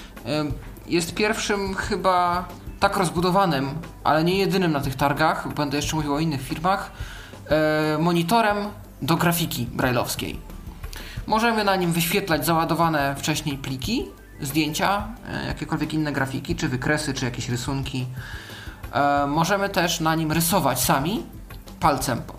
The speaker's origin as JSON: {"language": "Polish", "country": "Poland", "said": "jestem z Polski"}